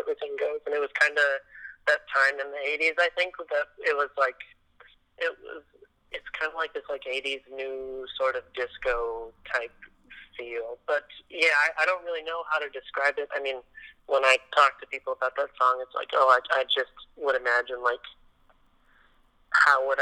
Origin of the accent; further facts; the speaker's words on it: Los Angeles, California, United States; now in Nashville, United States; I'm from Los Angeles originally